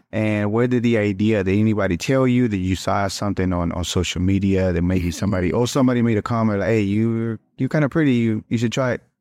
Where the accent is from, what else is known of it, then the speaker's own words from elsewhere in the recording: Mexico; moved away; I'm Mexicano también, so I was born in Mexico and little pueblito too